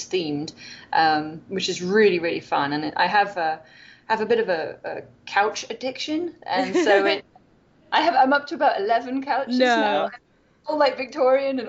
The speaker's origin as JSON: {"language": "English", "region": "Wales", "country": "United Kingdom", "accent": "British", "moved": "as an adult", "lives_now": "Loma Linda, United States", "said": "I'm from Wales"}